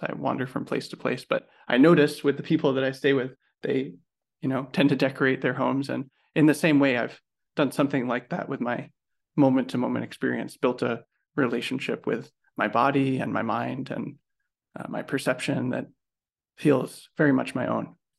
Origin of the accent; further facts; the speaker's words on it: United States; as an American